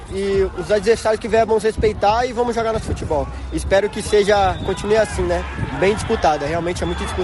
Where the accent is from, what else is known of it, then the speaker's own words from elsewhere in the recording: Santos, São Paulo, Brazil; nós somos de Santos